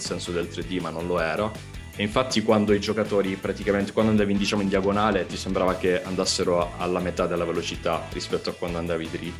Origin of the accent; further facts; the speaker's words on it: Crotone, Calabria, Italy; io sono di Crot- vengo da Crotone